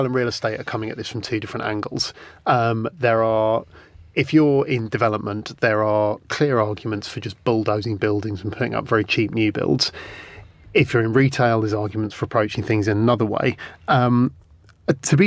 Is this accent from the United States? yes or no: no; London, United Kingdom; I grew up in London as a teenager.